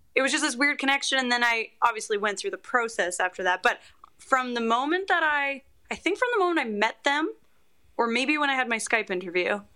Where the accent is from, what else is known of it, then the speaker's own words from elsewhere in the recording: Canada; as a Canadian